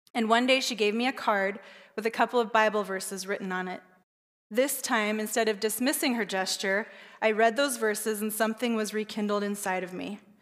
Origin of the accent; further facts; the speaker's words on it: Southern California, United States; I was raised in Southern California